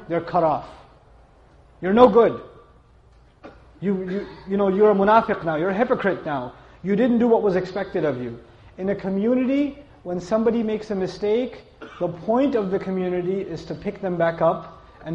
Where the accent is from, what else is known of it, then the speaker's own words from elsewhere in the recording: New York, United States; I come from New York